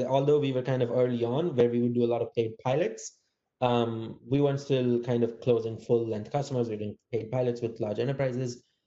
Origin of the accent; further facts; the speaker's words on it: India; moved away as an adult; also born or lived in Massachusetts, United States; now in San Francisco, United States; I grew up in India